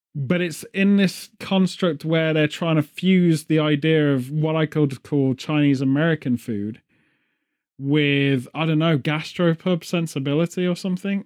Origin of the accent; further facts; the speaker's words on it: England, United Kingdom; as well as the British, we're all